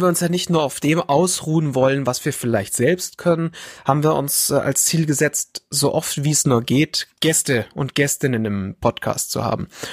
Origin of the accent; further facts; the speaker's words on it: Bavaria, Germany; also born or lived in Fürstenfeldbruck; ich bin der gebürtige Bayer und ich wohne weiter weg von den Bergen